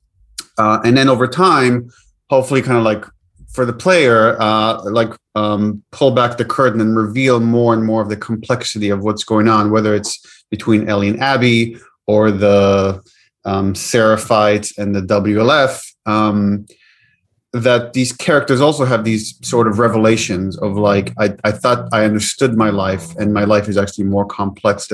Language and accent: English; Israel; moved away; I grew up in the West Bank, in the Middle East, in Israel, and obviously that I grew up in a culture that very much constantly is in a conversation about the cycle of violence.